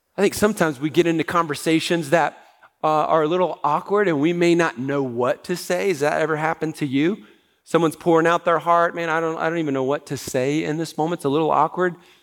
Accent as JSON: {"language": "English", "country": "United States", "said": "as Americans"}